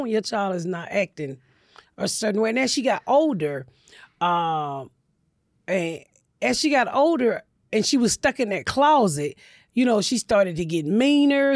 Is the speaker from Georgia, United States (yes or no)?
yes; Atlanta, Georgia, United States; I grew up in Atlanta